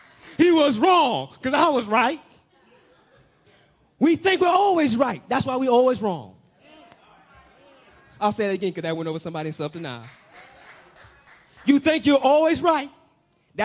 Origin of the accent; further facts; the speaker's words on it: Peoria, Illinois, United States; my city, my hometown, Pete Town, Peoria, that's where I'm from.